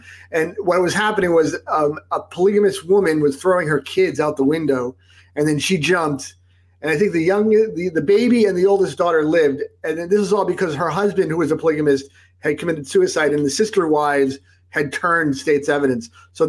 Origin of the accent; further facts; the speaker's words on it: Salt Lake City, Utah, United States; moved away; also born or lived in New Jersey; I was born in New Jersey. And then when we were seven, my father's a doctor, and, he had visited Salt Lake. He liked the skiing, and some stuff was going on in New York and New Jersey that I'm not going to get into. But so we moved to Utah